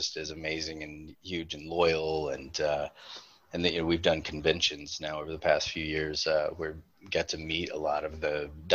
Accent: Winston-Salem, North Carolina, United States; moved away as an adult; also born or lived in Wilmington, North Carolina; now in Charleston, United States; I was born in Winston-Salem, North Carolina

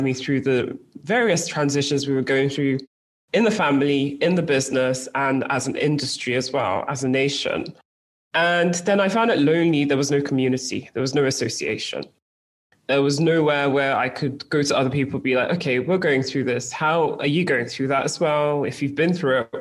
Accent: United Kingdom; accent: British; moved away as an adult; now in Lagos, Nigeria; my parents decided that it was best for my brothers and I, for our life exposure, for our education, to move to the UK, hence the very strong British

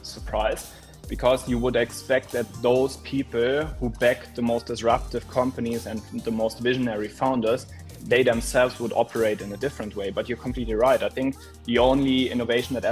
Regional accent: near Koblenz, Eifel, Rhineland-Palatinate, Germany; I actually grew up very close to WHU, close to Koblenz in the wonderful Eifel

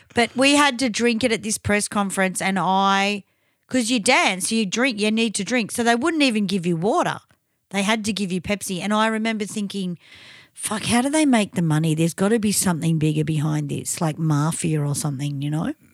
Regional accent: Victoria, Australia

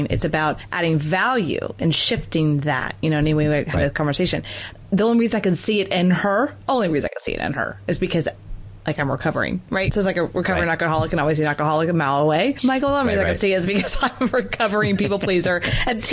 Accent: the South, United States; I grew up in the South

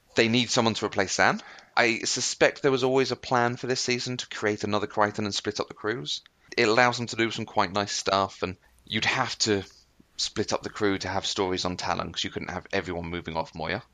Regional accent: United Kingdom; I'm British

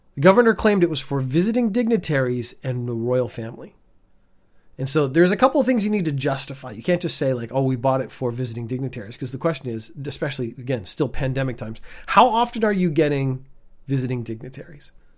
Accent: Canada; now in Japan; I, as a Canadian, have never fully adapted to the Japanese summer

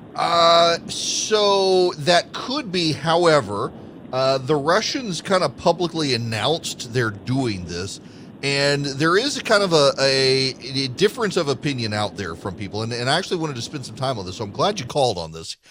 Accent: Louisiana, United States; moved away; I am a native of Louisiana

